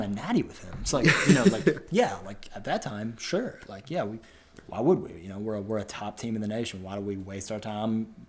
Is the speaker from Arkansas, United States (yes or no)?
yes; Jonesboro, Arkansas, United States; we are from Jonesboro, Arkansas